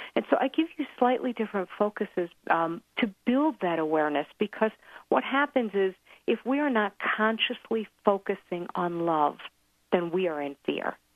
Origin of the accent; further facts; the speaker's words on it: New York, United States; now in Colorado, United States; I'm from New York also